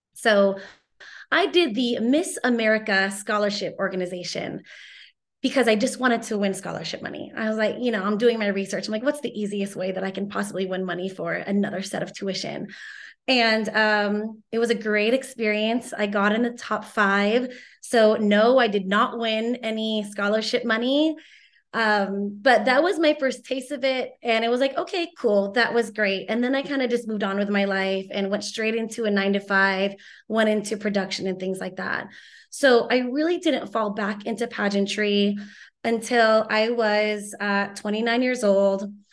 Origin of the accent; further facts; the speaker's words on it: Torrance, California, United States; my house in Torrance that I grew up